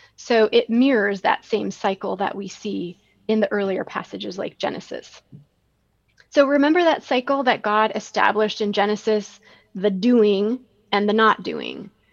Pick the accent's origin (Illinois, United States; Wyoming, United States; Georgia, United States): Illinois, United States; Rockford; hiking around all the nature preserves in Rockford, Illinois, my hometown